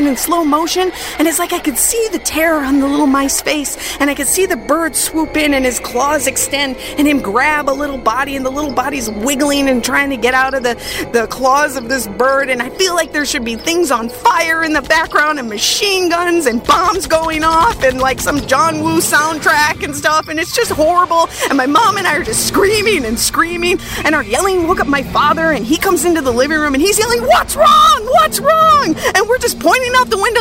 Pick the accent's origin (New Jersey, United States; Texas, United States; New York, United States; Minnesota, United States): Minnesota, United States; I grew up in Minnesota